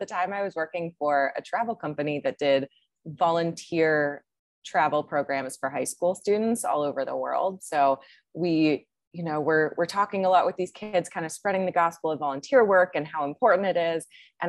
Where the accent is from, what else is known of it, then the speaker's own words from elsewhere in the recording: Maryland, United States; now in Austin, United States; Yeah, born and raised in Maryland